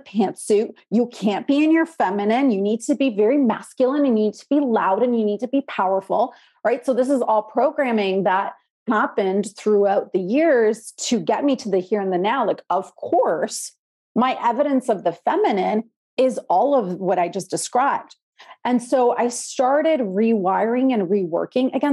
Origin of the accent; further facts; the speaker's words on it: Canada; also born or lived in Poland; I was born in Poland, came to Canada as a Polish immigrant when I was 6 years old